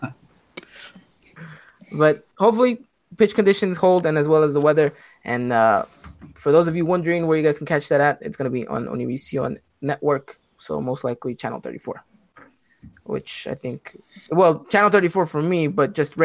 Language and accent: English; Mexico City, Mexico; I'm from Mexico City